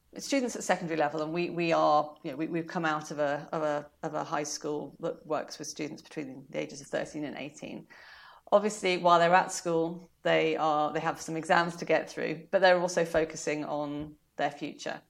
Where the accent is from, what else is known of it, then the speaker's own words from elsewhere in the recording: South Africa; now in United Kingdom; I was born in summer 'cause I was born in South Africa